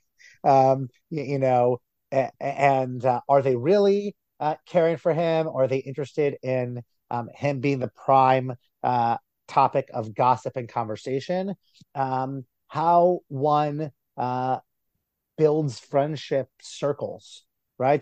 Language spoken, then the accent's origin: English; New Jersey, United States; my town, my hometown in New Jersey